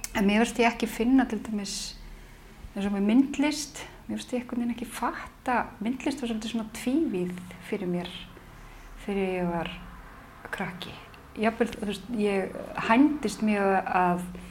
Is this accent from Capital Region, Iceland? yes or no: yes; Reykjavík, Capital Region, Iceland; Í Reykjavík